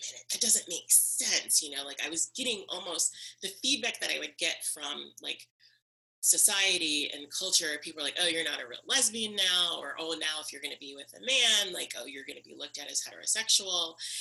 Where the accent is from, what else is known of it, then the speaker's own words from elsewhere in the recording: the South, United States; the military lifestyle on top of being a Southern person